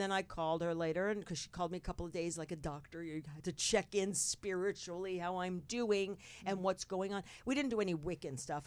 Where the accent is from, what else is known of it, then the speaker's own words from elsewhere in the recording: North Bergen, New Jersey, United States; I was born and raised in North Bergen, New Jersey